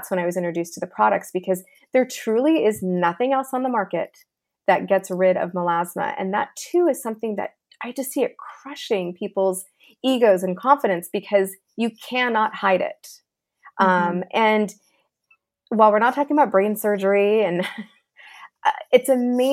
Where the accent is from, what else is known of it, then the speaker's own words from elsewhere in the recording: Los Angeles, California, United States; I grew up here in Los Angeles.